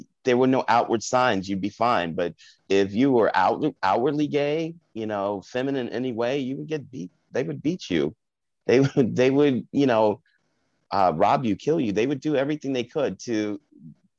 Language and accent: English; Park Ridge, New Jersey, United States; also born or lived in Englewood, New Jersey / Bronx, New York; we moved back to New Jersey, to a little town called Park Ridge